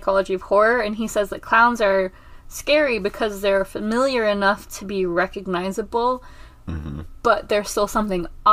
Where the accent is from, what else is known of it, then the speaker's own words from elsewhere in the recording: England, United Kingdom; moved away; When I was a small child, in England, which is really far away from Mexico